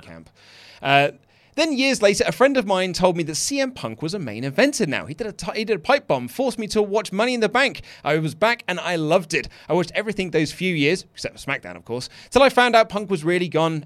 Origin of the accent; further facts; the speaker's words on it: United Kingdom; I'm British